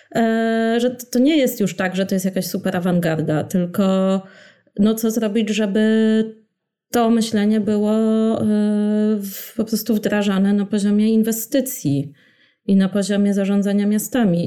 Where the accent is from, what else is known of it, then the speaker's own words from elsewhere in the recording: Warsaw, Masovian Voivodeship, Poland; ja pamiętam y, jako warszawianka